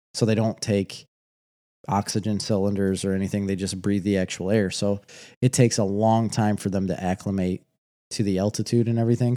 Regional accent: United States; I'm too American

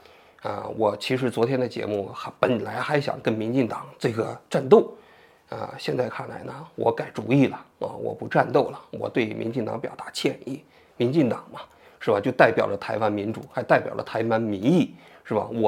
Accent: China; 我是一个来自于中国大陆的人。

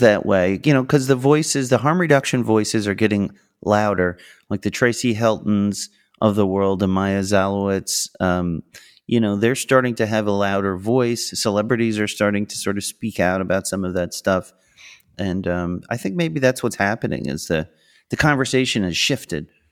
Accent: Long Island, New York, United States; I'm from Long Island, I'm from New York.

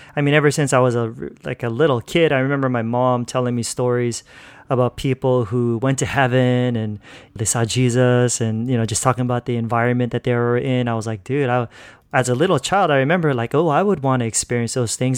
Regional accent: California, United States; moved away as an adult; now in Philippines; I grew up in California pretty much my whole life. So, yeah, that's where I was born and raised

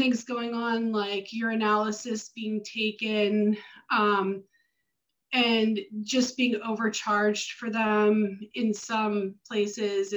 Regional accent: Baltimore, Maryland, United States; moved away as an adult; now in Florida, United States; So originally I'm from Maryland, from the Baltimore, Northern Baltimore area

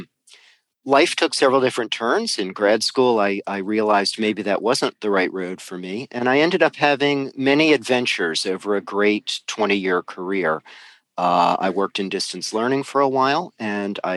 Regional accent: Cheverly, Maryland, United States; I grew up in Prince George's County, Maryland, very close to the D.C. city line in Cheverly.

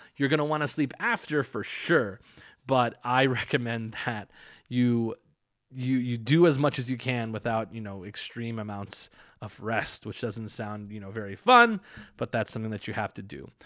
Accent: United States; now in Las Vegas, United States; I'm from the United States

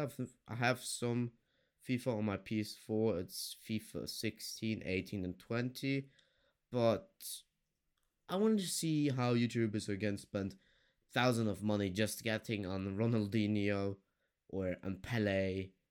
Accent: Germany; I'm from Germany

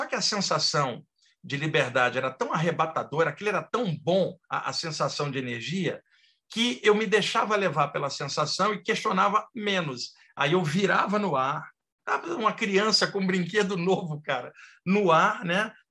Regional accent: Rio de Janeiro, Brazil; moved away as an adult; now in São Paulo, Brazil; Eu sou do Rio de Janeiro, eu nasci em 1961, eu moro desde o final da década de 80 aqui em São Paulo, e lá no Rio de Janeiro, onde eu cresci

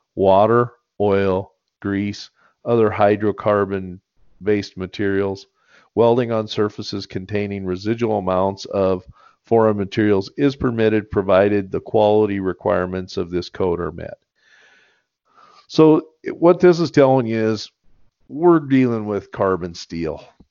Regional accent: United States; born or raised there

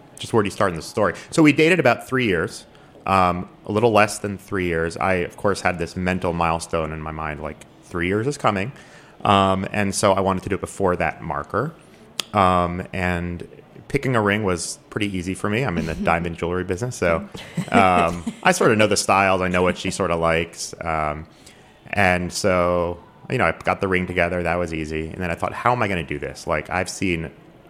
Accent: suburbs of DC, Maryland area, United States; now in Washington, D.C., United States; We're DC residents now. We're both from the Maryland area, the suburbs of DC

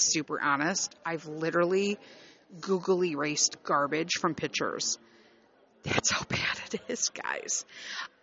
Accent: Chicago, Illinois, United States; moved away as an adult; I grew up born and raised in Chicago

